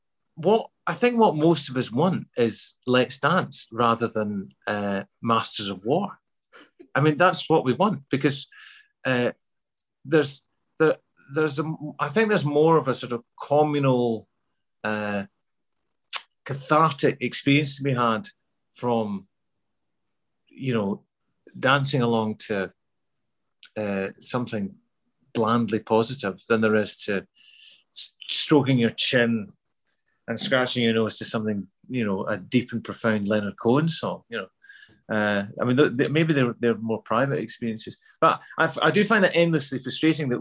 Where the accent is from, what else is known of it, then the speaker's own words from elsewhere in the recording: Glasgow, Scotland, United Kingdom; accent: Glasgow; also born or lived in Midlands, England; when I moved back to Glasgow in the mid-70s, I didn't feel like I fitted in at all, you know. I had to change my accent back from, because I had a Midlands accent when I was a kid. So I had to sort of change that back to a Glasgow accent